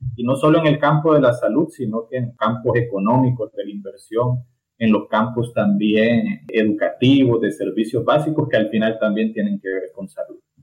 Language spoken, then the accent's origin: Spanish; Tegucigalpa, Francisco Morazán, Honduras; me nací y creí en, en Tegucigalpa